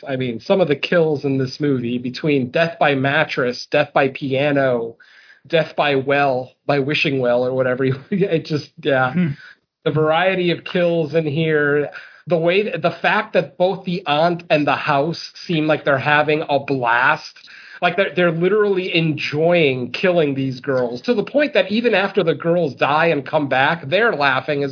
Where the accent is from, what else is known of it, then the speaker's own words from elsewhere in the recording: United States; as an American